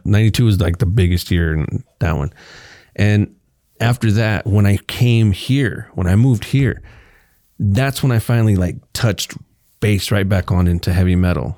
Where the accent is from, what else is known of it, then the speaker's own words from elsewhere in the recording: Kansas, United States; also born or lived in Texas / Garden City, Kansas / Liberal, Kansas; I moved from Texas in fourth grade to fifth grade to Kansas